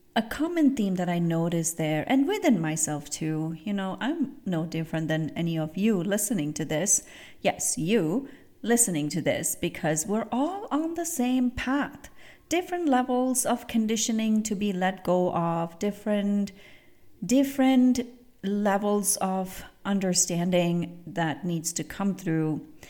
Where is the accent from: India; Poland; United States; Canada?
India; moved away; I grew up in India, and I grew, I grew up seeing elephants